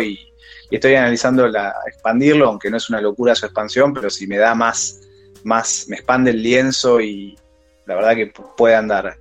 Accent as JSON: {"language": "Spanish", "region": "Buenos Aires", "country": "Argentina", "said": "soy de Cava, de Saavedra para ser exactos"}